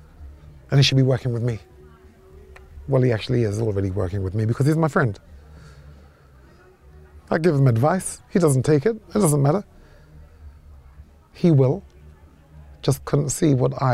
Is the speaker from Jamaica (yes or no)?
yes; Jamaica; I'm a Jamaican, we love cricket too